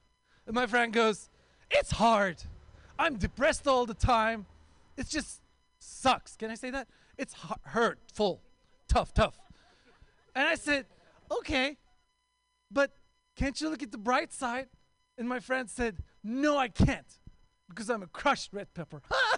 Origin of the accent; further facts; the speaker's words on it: Oakland, California, United States; I'm also from Oakland